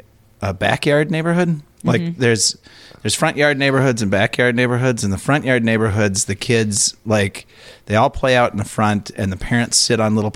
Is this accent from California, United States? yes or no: no; Minnesota, United States; we're both regular folks, but we like to, like, being ultra Minnesotan